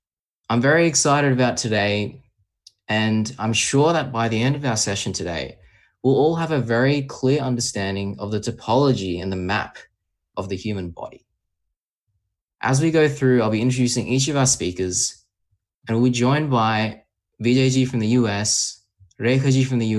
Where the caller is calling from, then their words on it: Australia; I'm joining from Australia.